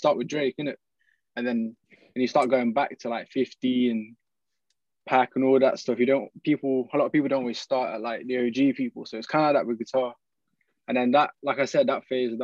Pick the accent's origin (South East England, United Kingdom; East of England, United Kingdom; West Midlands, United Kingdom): South East England, United Kingdom; Oxford; I was born in Oxford